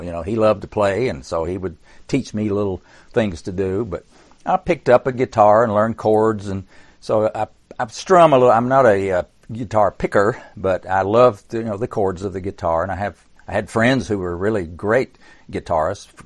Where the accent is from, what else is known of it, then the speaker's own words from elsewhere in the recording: Tennessee, United States; I was born in Tennessee